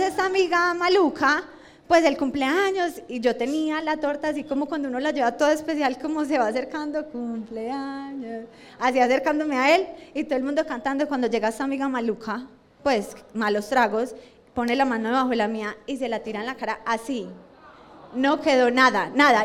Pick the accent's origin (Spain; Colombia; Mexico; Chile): Colombia; moved away; also born or lived in Australia; uno como colombiano